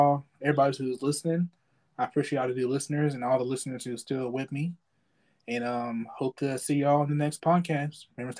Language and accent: English; Gilmer, Texas, United States; come perform in my hometown.